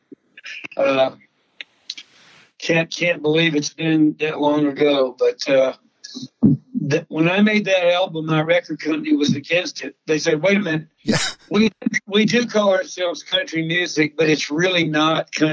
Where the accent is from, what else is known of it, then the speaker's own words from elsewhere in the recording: Texas, United States; my life growing up in Texas, being raised by ranchers and veterinarians